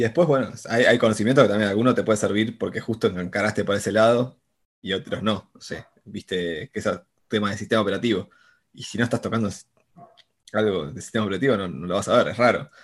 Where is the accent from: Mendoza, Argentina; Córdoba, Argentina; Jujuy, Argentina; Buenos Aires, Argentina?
Buenos Aires, Argentina; soy porteño acá, nacido, criado y todo mi vida acá